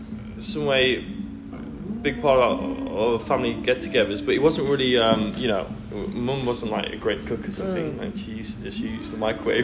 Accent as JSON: {"language": "English", "country": "Netherlands", "tie": "born or raised there", "also_born_or_lived": "Manchester, England / Sheffield, England / Svalbard, Norway", "moved": "yes", "lives_now": "Melbourne, Australia", "said": "I'm originally from England, but I grew up in the Netherlands."}